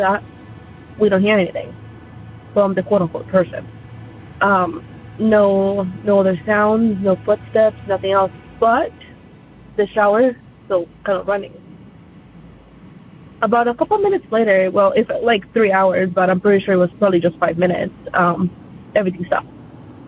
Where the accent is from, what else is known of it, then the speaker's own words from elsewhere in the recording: Colombia; now in United States; I am not originally from the United States, and I actually had my experience back in Colombia. That's where I'm from